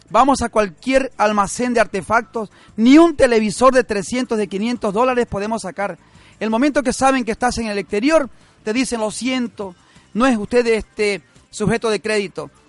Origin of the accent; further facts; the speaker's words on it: Ecuador; moved away; los ecuatorianos en el mundo podemos retornar a nuestro país